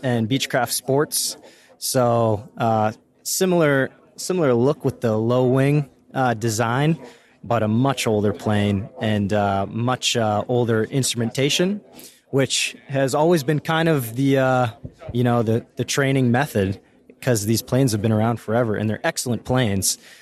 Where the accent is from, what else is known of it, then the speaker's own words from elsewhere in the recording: Maine, United States; I'm from Maine, born and raised